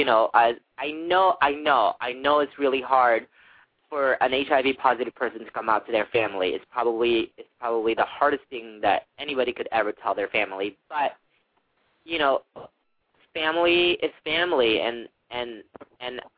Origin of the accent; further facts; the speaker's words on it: Philippines; being Filipino